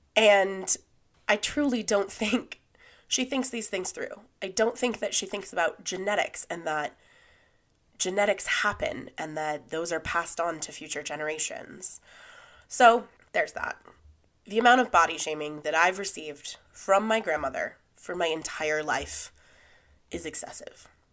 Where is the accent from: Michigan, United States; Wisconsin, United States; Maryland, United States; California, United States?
California, United States; When I was growing up, I grew up in Lake Tahoe.